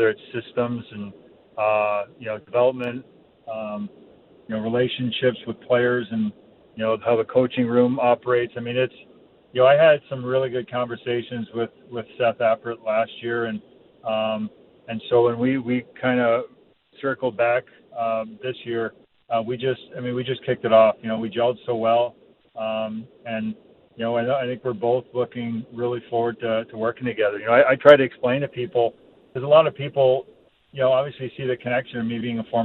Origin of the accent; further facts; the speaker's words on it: Toronto, Ontario, Canada; moved away; also born or lived in Vancouver / Buffalo; growing up in Toronto